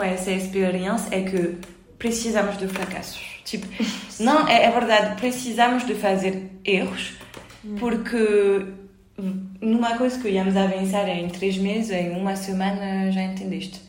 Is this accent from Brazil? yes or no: no; France; moved away as an adult; now in Lisbon, Portugal; enquanto somos franceses